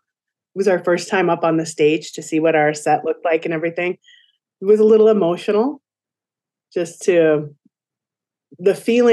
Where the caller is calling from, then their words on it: West St. Paul, Minnesota, United States; and I'm joining you from West St. Paul, Minnesota.